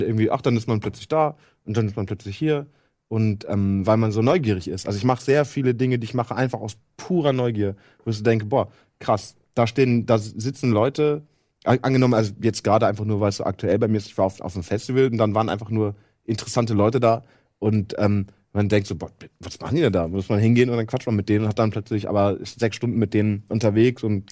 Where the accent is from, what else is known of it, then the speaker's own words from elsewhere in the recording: East Frisia, Lower Saxony, Germany; ich bin halt aus Friese